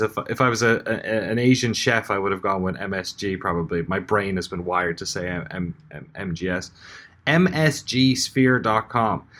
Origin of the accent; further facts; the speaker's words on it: Ireland; as an Irish person